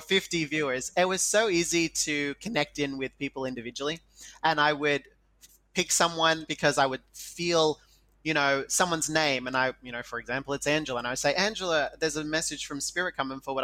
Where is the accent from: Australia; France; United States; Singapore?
Australia; I'm Indigenous Australian